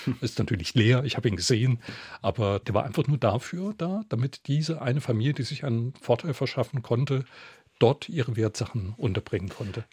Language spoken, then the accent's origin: German; Saarbrücken, Saarland, Germany; Das ist meine Heimat. Ich bin dort in der Ecke aufgewachsen